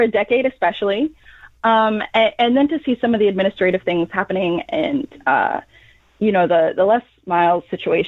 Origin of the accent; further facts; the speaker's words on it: Lawrence, Kansas, United States; I was raised in Lawrence and I went to KU